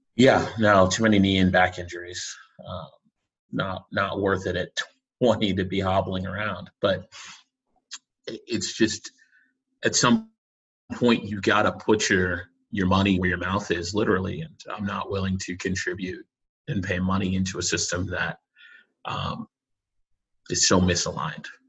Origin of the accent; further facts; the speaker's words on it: Boston, Massachusetts, United States; also born or lived in Connecticut; I grew up in Boston